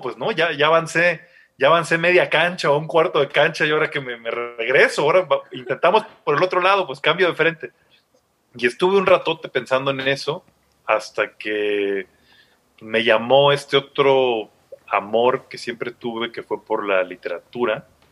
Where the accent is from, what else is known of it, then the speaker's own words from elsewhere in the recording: Tuxtla Gutiérrez, Chiapas, Mexico; yo soy de Chiapas, de Tuxtla, entonces como un montón de gente de provincia